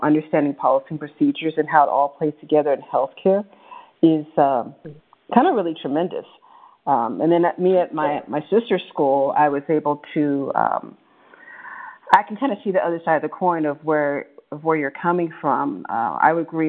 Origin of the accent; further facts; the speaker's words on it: Bay Area, California, United States; growing up in the Bay Area